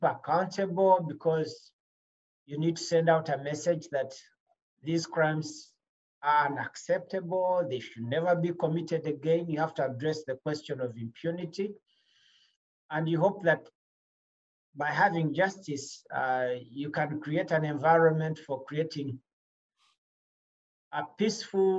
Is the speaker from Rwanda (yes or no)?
yes; Rwanda; moved away; I'm from Rwanda.